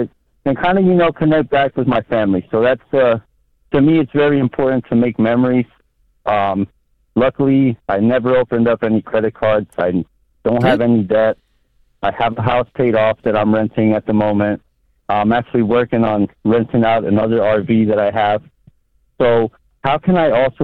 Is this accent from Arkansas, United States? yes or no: no; New Jersey, United States; now in Texas, United States; I originally am from New Jersey. I moved from New Jersey to kind of get away from all the expenses and stuff, and I came here